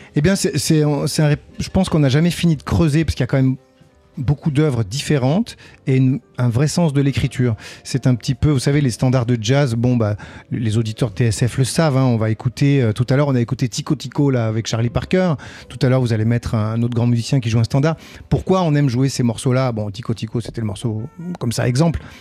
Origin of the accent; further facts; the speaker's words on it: south of France, France; moved away; quand j'étais petit, je viens du, sud de la France, il y avait un, un petit village à Péonne